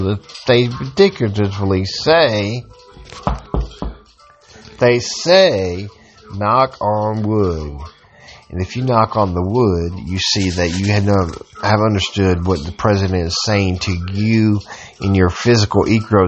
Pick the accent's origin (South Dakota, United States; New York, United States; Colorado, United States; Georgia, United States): Georgia, United States; a Georgian who is an American